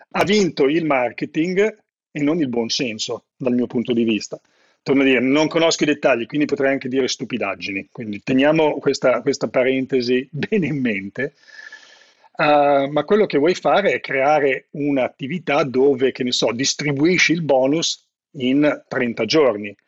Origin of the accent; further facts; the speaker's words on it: Italy; moved away as an adult; also born or lived in Seattle, United States; il mio paese